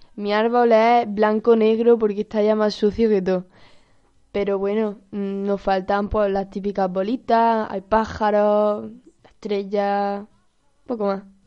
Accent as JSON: {"language": "Spanish", "town": "Granada", "region": "Andalusia", "country": "Spain", "said": "soy de Granada"}